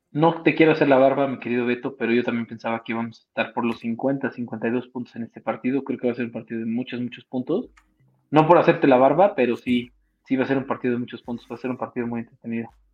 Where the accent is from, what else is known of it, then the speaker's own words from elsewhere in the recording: Mexico; Como mexicano no me afectó mucho a mí estar allá